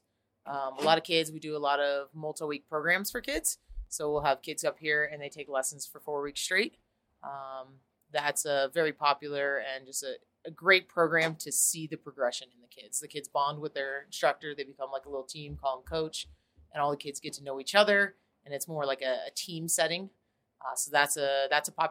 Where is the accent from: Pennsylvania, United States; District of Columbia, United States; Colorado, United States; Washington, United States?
Colorado, United States; Grand Junction; I'm from Grand